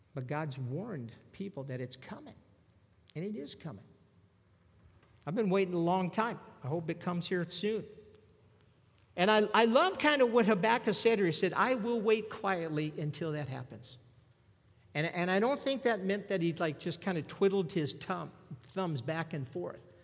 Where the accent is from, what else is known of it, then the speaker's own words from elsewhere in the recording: Southern California, United States; I'm a native Southern California.